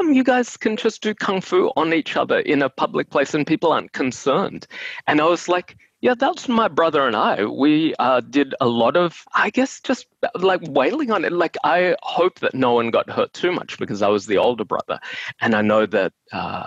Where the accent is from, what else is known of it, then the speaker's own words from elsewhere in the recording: Brisbane, Queensland, Australia; now in Melbourne, Australia; we're from Brisbane.